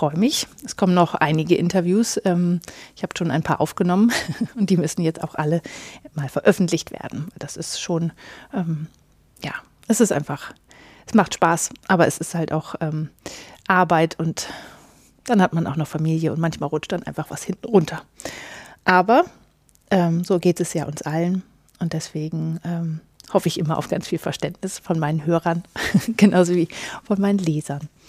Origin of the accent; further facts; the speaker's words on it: Northern Germany, Germany; Ja, ich komme aus Norddeutschland.